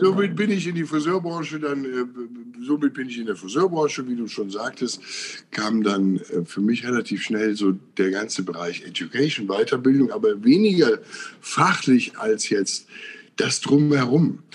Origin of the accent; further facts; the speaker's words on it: Willich, North Rhine-Westphalia, Germany; ich bin hier auf dem Land groß geworden. Also Willig heißt der Ort zwischen Krefeld und Mönchengladbach